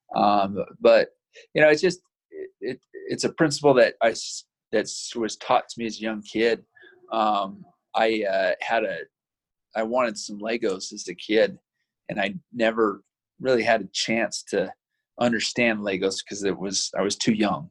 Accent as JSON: {"language": "English", "town": "Provo", "region": "Utah", "country": "United States", "tie": "born or raised there", "also_born_or_lived": "Vernal, Utah", "said": "I grew up in Provo, so I've been a Utah boy pretty much my whole life"}